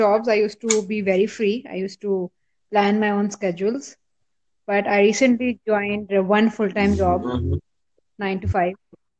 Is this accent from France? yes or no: no; Pakistan; I'm from Pakistan.